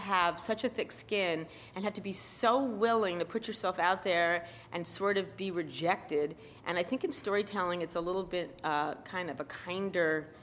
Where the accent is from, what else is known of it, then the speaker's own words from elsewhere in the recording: New York City, New York, United States; accent: New York; I grew up in Queens